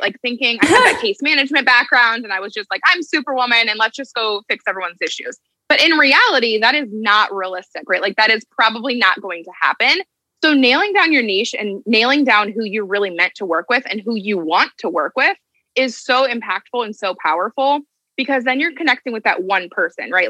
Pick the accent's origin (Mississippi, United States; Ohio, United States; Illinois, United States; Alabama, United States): Ohio, United States; moved away as an adult; now in New Jersey, United States; I'm originally from Ohio and I live in New Jersey now